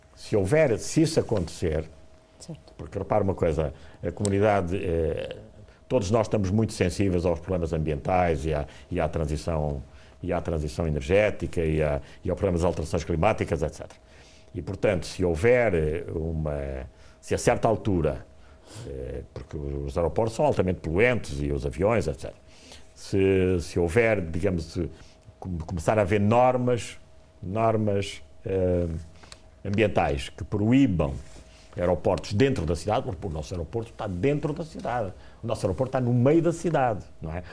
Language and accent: Portuguese; Angola; now in Portugal; eu nasci em Angola e, portanto, ainda por cima conheço muito bem eh, Angola